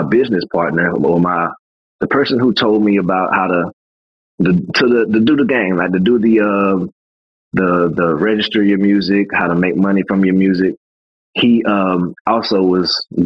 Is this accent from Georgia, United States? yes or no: yes; Atlanta, Georgia, United States; my hometown people was hitting me up. People in Atlanta was hitting me up